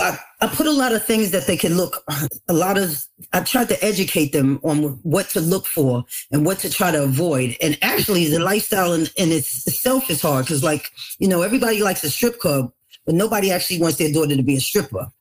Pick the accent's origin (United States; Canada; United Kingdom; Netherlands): United States; New York City, New York; also born or lived in Long Island; growing up in the Bronx